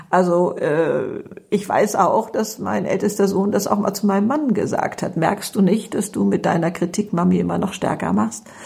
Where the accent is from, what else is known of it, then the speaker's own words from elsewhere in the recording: Hamburg, Germany; Ja, also ich komme aus Hamburg und bin ähm, 72 Jahre alt, ich habe drei Kinder und drei Enkelkinder oder so etwas.